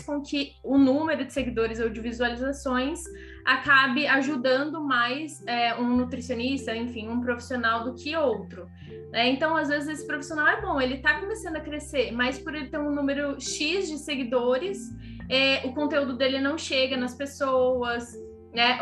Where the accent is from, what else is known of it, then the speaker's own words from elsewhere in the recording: Ribeirão Preto, São Paulo, Brazil; moved away as an adult; also born or lived in Mato Grosso / Florianópolis; Ribeirão, que é a minha casa, né, minha cidade natal